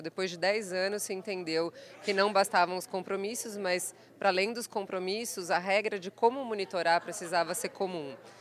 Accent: Botucatu, São Paulo, Brazil; moved away; eu nasci em Botucatu, passei por outras cidades

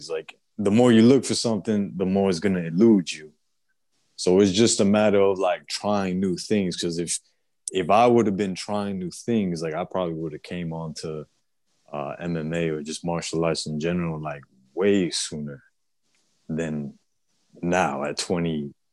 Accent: Puerto Rico; now in Florida, United States; Like, bro, I'm an island boy. I'm from Puerto Rico.

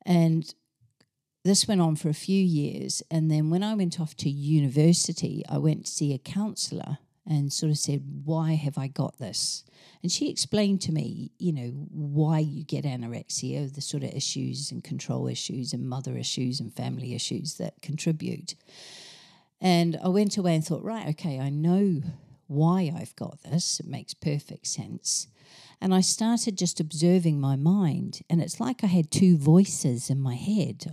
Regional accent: New Zealand; moved away as an adult; now in England; I grew up in New Zealand in a small town, went off to university, on the other island in New Zealand

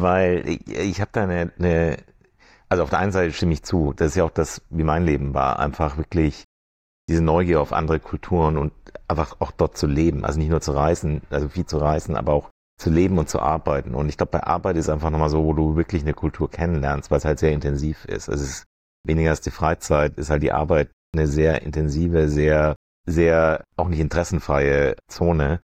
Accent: Germany; also born or lived in Washington / Frankfurt; now in Venice, United States; fühle ich mich ganz hart als Deutscher

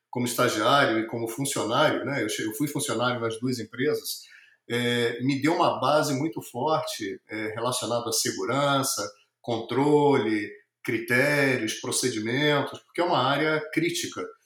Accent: Rio de Janeiro, Brazil; moved away as an adult; also born or lived in São Paulo, Brazil / Colombia; now in Miami, United States; eu sou carioca, é, nascido no Brasil, carioca

